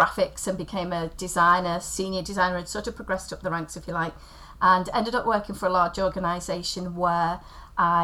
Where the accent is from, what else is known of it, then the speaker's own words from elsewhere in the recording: Liverpool, North West England, United Kingdom; also born or lived in Wirral; I grew up on the outskirts of Liverpool. I was born over in the Wirral